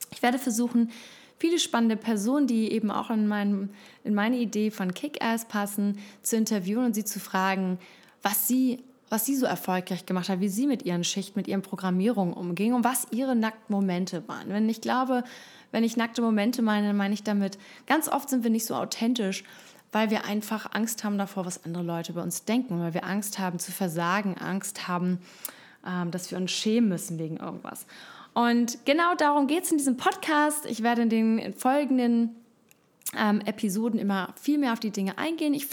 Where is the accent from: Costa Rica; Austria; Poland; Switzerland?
Costa Rica; also born or lived in Hamburg, Germany / London; ich komme ursprünglich aus Hamburg, ähm, habe viele Jahre im Ausland gelebt, bin in Costa Rica aufgewachsen, habe dann in London studiert, Medienwissenschaften